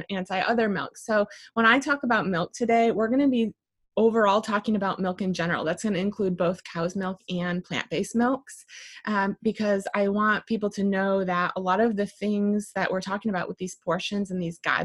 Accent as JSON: {"language": "English", "region": "Michigan", "country": "United States", "moved": "yes", "lives_now": "Arroyo Grande, United States", "said": "I'm originally from Michigan"}